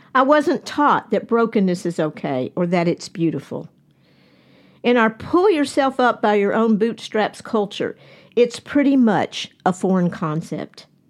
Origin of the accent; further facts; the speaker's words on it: Nashville, Tennessee, United States; we are all from Nashville